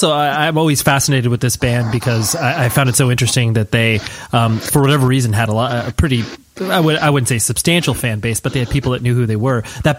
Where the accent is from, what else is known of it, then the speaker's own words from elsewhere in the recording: California, United States; at the PCH Club in Wilmington, California, because I'm from Southern California.